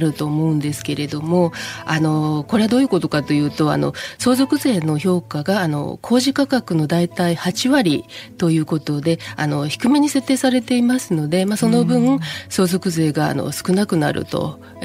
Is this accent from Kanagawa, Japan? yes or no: yes; Yokohama, Kanagawa, Japan; 生まれも育ちも横浜です。